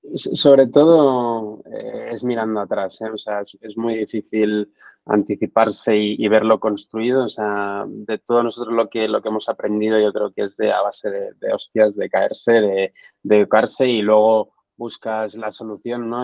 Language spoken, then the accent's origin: Spanish; Barcelona, Catalonia, Spain; moved away as an adult; now in Madrid, Spain; vengo de Barcelona